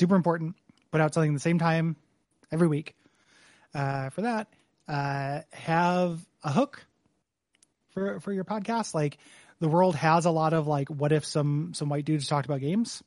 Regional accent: DeKalb, Illinois, United States; moved away; my hometown

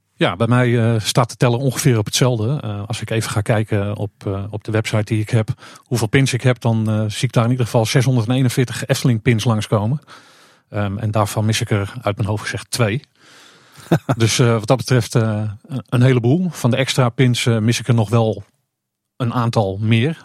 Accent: Purmerend, North Holland, Netherlands; moved away; ik woonde vroeger in Purmerend

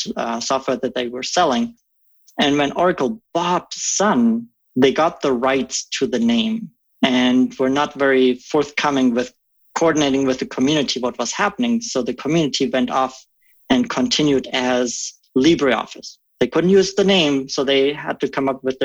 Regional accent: Germany; English is a second language; moved away as an adult; now in Omaha, United States; I come from Germany originally. I grew up in a small village there, just 800 folks, living on the premise of an 800-year-old castle.

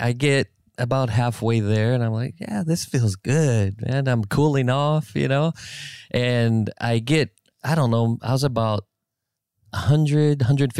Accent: Alaska, United States; I'm from Alaska, dude, one of the most coldest places on the face of the earth.

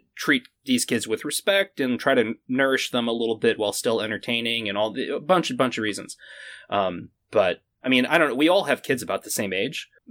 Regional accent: Maine, United States; I'm from Maine.

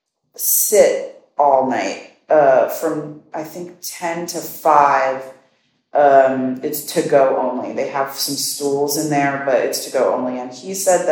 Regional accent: New York City, New York, United States; also born or lived in Bronx / Queens / Long Island City; my hometown is the best town in the world.

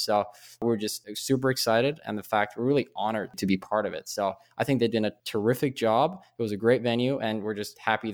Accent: Stockholm, Stockholm County, Sweden; I'm originally from Sweden or in Stockholm

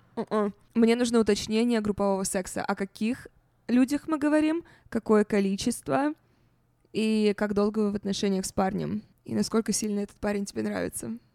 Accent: Russia; moved away; когда я росла в России

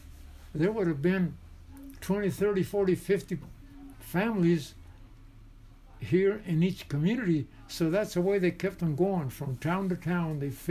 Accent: Seligman, Arizona, United States; my parents came from Mexico to Seligman, Arizona, the winter of 1917. Hmm. And I was born on Old Route 66, one block south of here.

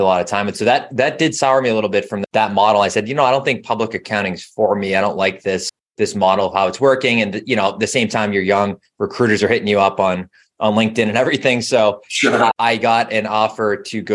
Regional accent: Boston, Massachusetts, United States; I am. Grew up about 20, 25 minutes outside of the city

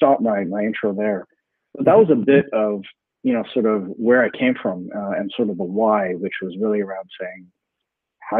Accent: Canada; I'm a Canadian

